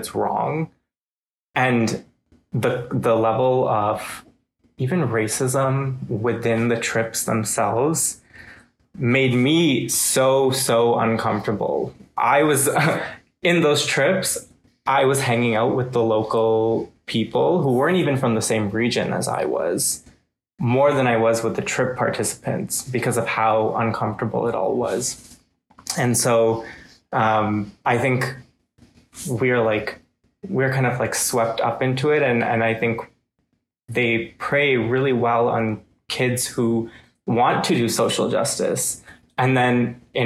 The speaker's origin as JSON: {"language": "English", "country": "India", "moved": "yes", "lives_now": "Canada", "said": "somebody from India"}